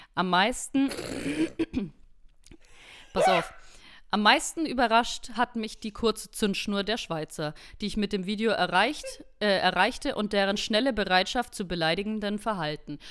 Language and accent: German; Germany; für mich als Deutsche